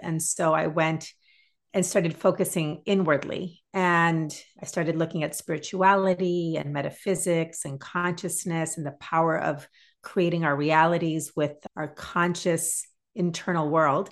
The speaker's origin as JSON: {"language": "English", "region": "Massachusetts", "country": "United States", "tie": "born or raised there", "said": "I grew up in Massachusetts"}